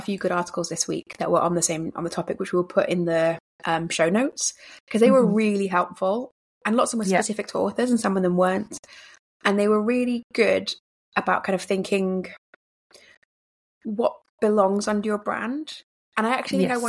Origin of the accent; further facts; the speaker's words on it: England, United Kingdom; I'm English